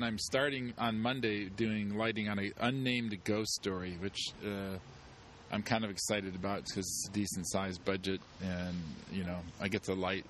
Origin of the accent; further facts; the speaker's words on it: Detroit, Michigan, United States; because I'm also from Detroit.